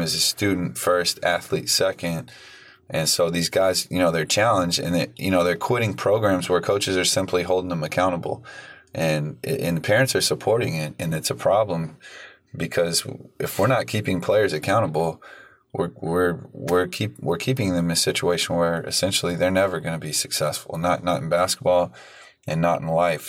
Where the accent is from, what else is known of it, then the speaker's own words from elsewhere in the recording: San Antonio, Texas, United States; I'm from San Antonio, and we're you know we've got a great basketball culture in, in my city